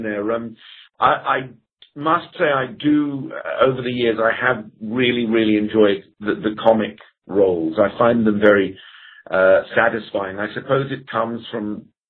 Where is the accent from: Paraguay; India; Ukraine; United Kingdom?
United Kingdom; England; being English